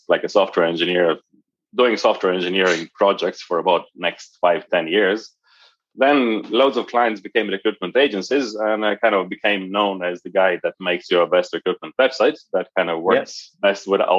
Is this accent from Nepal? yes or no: no; Croatia; moved away as an adult; now in Dublin, Ireland; Originally, I'm from Croatia, down south in Europe. I got a job in 1998 in Microsoft in Ireland. So moved here to Dublin in 1998